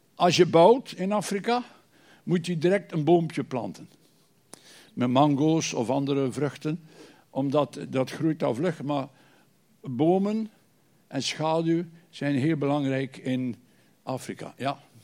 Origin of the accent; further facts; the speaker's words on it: Bruges, Flanders, Belgium; kom uit Brugge.